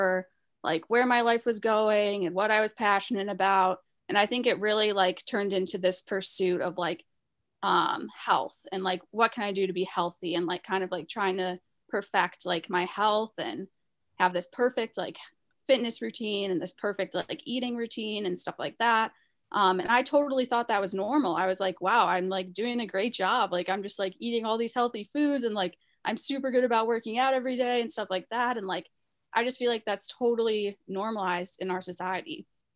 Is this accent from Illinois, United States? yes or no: yes; Chicago, Illinois, United States; moved away; I'm originally from Chicago